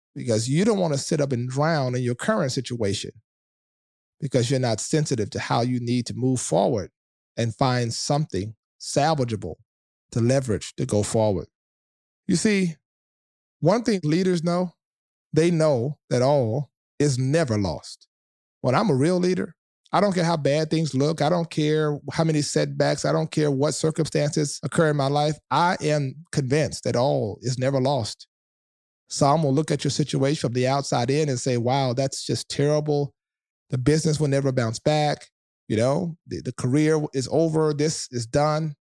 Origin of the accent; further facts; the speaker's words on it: South Louisiana, United States; I'm from the South of Louisiana